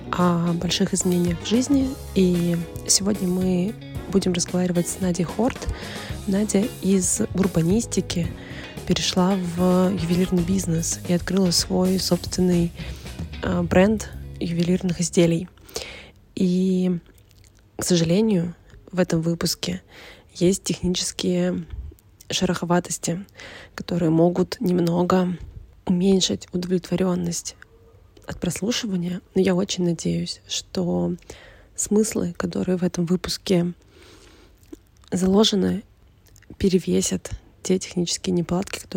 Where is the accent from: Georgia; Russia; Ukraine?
Russia; Petrozavodsk, Republic of Karelia; now in Moscow, Russia; Потому что в 2014 году я переехала из Петрозаводска в Москву